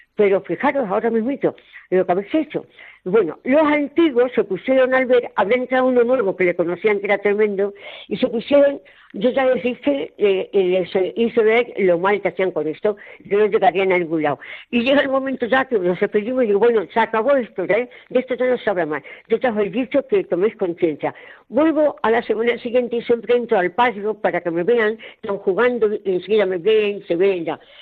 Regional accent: Puente del Arzobispo, Castilla-La Mancha, Spain; moved away as an adult; A mis 20 años yo soy de Puente del Arzobispo y vivía muy tranquilita en mi casa con mis padres, mis tíos, mis hermanos

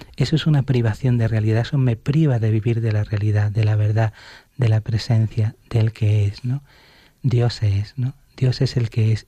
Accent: Alhaurín de la Torre, Andalusia, Spain; en mi parroquia de mi pueblo, de Alaurín de la Torre, de Málaga, donde estaba con mi familia

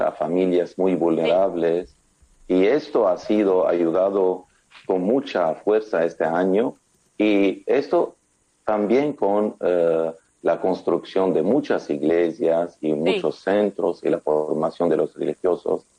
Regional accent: Lebanon; en mi país

